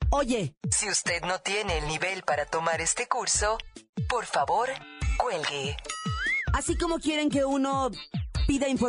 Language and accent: Spanish; Mexico; Sí, sí, soy mexicana.